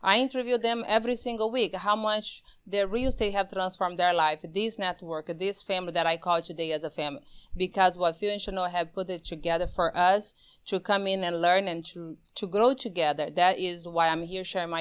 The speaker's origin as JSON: {"language": "English", "country": "Brazil", "tie": "born or raised there", "moved": "yes", "said": "Born and raised in Brazil, not just like that. In the middle of the Amazon, with no electricity and no water, we have a river"}